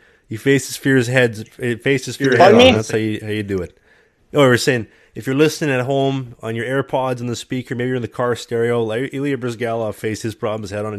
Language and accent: English; Winnipeg, Manitoba, Canada; now in Sweden; I'm a Winnipeg boy. I'm born and raised in Winnipeg.